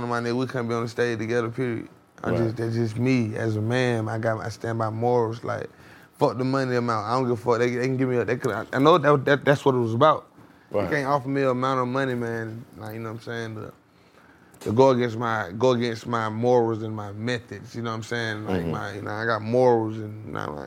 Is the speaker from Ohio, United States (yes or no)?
no; Atlanta, Georgia, United States; I'm from the East. I'm from the same zone as …